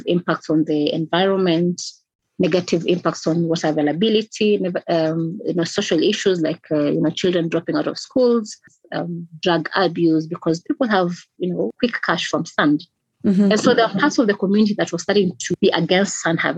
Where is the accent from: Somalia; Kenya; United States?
Kenya; I'm from Kenya